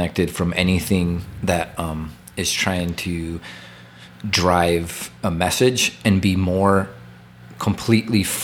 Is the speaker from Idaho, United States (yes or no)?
yes; Nampa, Idaho, United States; So I'm from Nampa, originally. Born in Mercy Medical in Nampa, which is no more